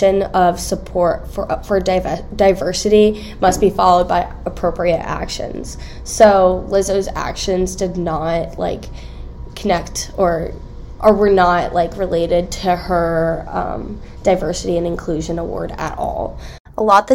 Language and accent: English; Bucks County, Pennsylvania, United States; I'm a third year from Bucks County, Pennsylvania.